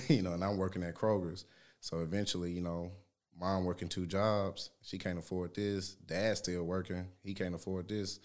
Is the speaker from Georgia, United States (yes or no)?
no; Shreveport, Louisiana, United States; moved away; I'm from Louisiana, Shreveport, Louisiana